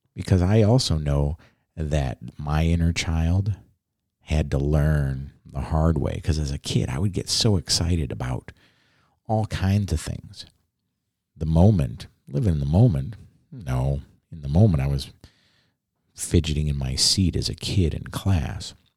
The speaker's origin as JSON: {"language": "English", "town": "Chicago", "region": "Illinois", "country": "United States", "tie": "born or raised there", "moved": "yes", "lives_now": "Southern Oregon, United States", "said": "I grew up in Chicago."}